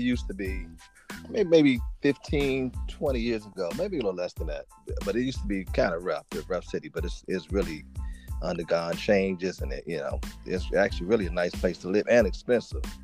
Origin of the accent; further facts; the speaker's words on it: Washington, District of Columbia, United States; now in Maryland, United States; I'm from Washington D.C. Um, currently living in I live in Maryland, which is about ten minutes outside of um, outside of D.C. Um, okay. mm-hmm. Yeah, been here all my life. You know, born and raised here